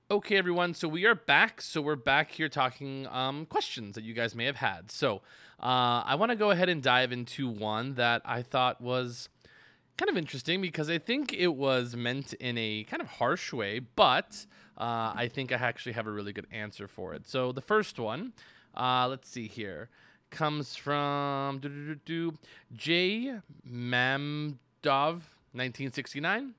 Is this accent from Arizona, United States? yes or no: yes; Tucson, Arizona, United States; now in Las Vegas, United States; there are parts of Tucson that I don't frequent 'cause I grew up there